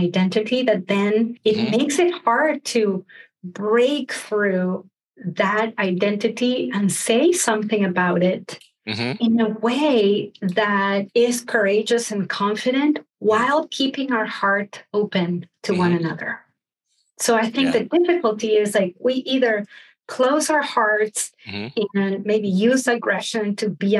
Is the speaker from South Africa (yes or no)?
no; Argentina; growing up in Argentina